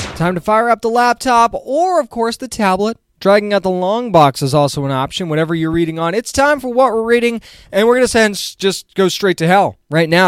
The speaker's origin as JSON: {"language": "English", "region": "New England", "country": "United States", "moved": "yes", "said": "I'm originally from New England."}